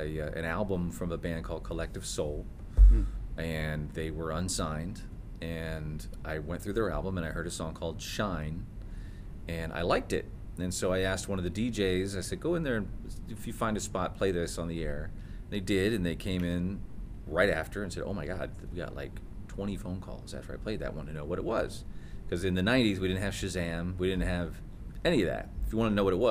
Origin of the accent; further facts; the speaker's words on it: Fort Wayne, Indiana, United States; now in Orlando, United States; I'm from Fort Wayne, Indiana, originally.